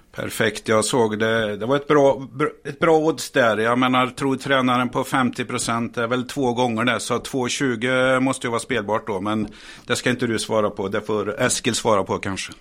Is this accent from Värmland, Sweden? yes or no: yes; Värmland, Sweden; now in Stockholm, Sweden; jag är väl en värmlänning här. Eh, som faktiskt har flyttat till Stockholm här.